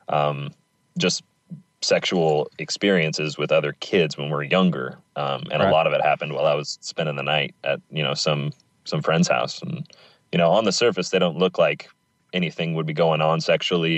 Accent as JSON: {"language": "English", "region": "Pacific Northwest", "country": "United States", "tie": "born or raised there", "said": "I grew up in the Pacific Northwest and lived here all my life"}